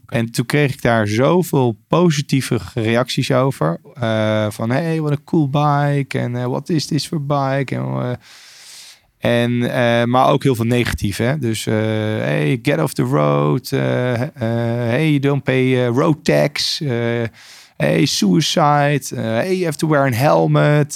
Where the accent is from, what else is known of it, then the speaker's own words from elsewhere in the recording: Lochem, Gelderland, Netherlands; moved away as an adult; now in Australia; in Lochem verder opgegroeid